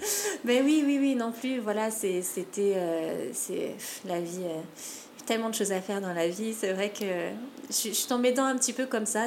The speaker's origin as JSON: {"language": "French", "country": "French Polynesia", "tie": "born or raised there", "also_born_or_lived": "Metropolitan France", "said": "j'ai grandi à Tahiti"}